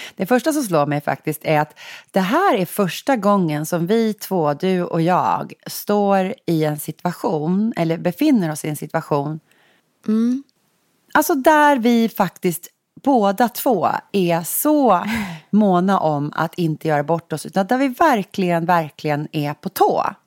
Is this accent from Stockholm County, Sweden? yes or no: yes; Sigtuna, Stockholm County, Sweden; now in Stockholm, Sweden; Sigtuna, vi är barndomskompisar